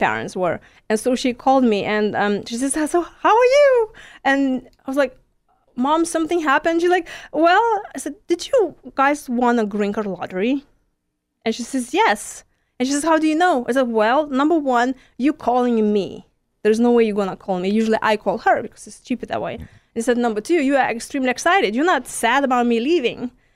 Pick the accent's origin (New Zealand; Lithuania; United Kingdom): Lithuania; first language Lithuanian; English is a second language; moved away as an adult; now in Houston, United States; I'm from Lithuania. It's next to Poland